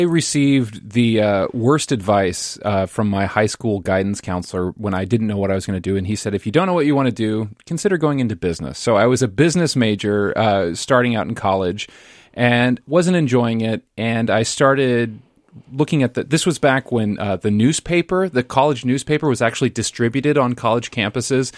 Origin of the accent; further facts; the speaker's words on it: Lincoln, Nebraska, United States; now in Minnesota, United States; my hometown of Lincoln, Nebraska